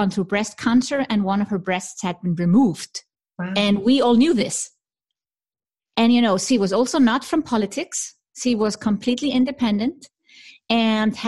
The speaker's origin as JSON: {"language": "English", "country": "Iceland", "tie": "born or raised there", "moved": "yes", "lives_now": "Switzerland", "said": "I'm from Iceland"}